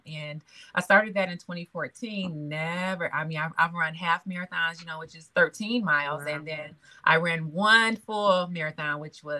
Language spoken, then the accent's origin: English; Detroit, Michigan, United States; moved away as an adult; now in North Carolina, United States; Born and raised in Detroit